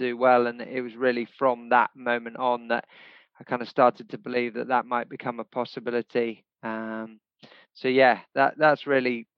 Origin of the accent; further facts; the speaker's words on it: Kenya; I was actually born and brought up in Kenya